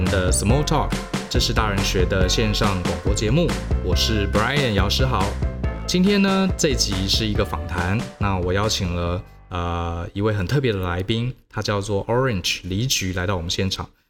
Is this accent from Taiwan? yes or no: yes; Taiwan; 跟我们一样都在台湾长大